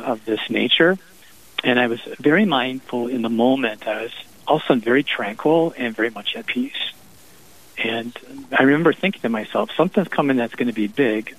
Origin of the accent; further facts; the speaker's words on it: Appleton, Wisconsin, United States; moved away as an adult; now in Duluth, United States; my, my hometown of Appleton